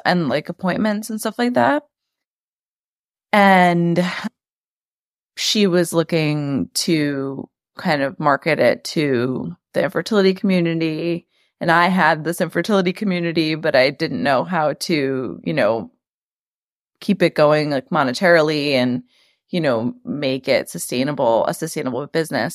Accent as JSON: {"language": "English", "town": "New York City", "region": "New York", "country": "United States", "tie": "born or raised there", "also_born_or_lived": "Long Island, New York", "said": "I'm from New York, born and raised in Queens. Now I live on the South Shore of Long Island."}